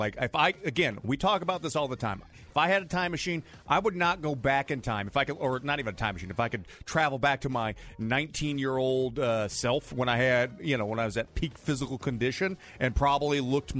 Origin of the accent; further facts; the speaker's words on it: St. Louis, Missouri, United States; I grew up in North County, St. Louis.